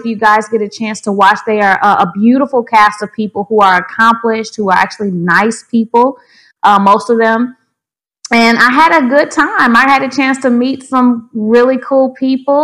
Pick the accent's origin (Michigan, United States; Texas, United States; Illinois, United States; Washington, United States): Michigan, United States; Grand Rapids; I was born in Grand Rapids, Michigan in January